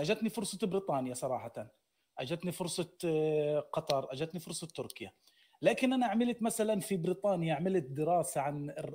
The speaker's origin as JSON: {"language": "Arabic", "town": "Gaza", "region": "Gaza Strip", "country": "Palestine", "said": "انا من غزه"}